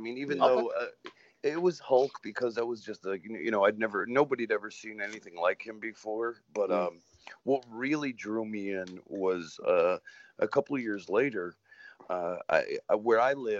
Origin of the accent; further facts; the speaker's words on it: Waterbury, Connecticut, United States; I was born and raised in Connecticut, Waterbury, Connecticut.